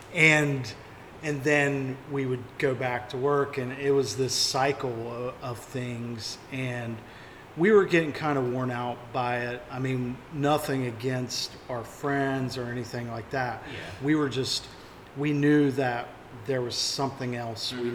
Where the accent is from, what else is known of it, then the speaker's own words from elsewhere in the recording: New Haven, West Virginia, United States; moved away as an adult; also born or lived in Florida; I grew up in New Haven, West Virginia.